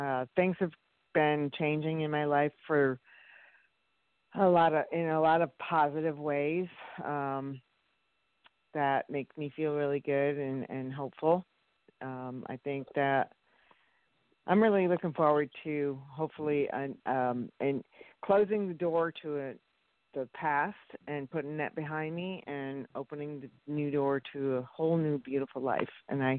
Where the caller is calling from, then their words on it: St. Petersburg, Florida, United States; St. Petersburg.